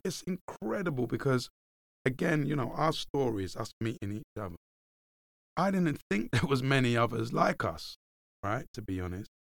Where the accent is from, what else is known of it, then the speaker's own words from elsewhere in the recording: London, United Kingdom; I grew up in Hackney, in the darkest, deepest parts of Hackney.